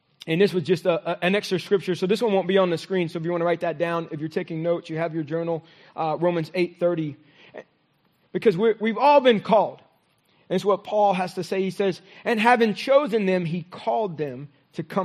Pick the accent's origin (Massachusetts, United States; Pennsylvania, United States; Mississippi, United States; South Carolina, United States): Mississippi, United States; growing up in Mississippi